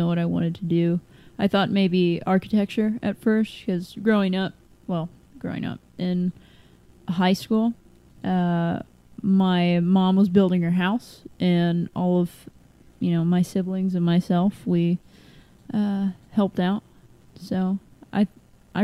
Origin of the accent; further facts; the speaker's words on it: Lexington, United States; I grew up in Lexington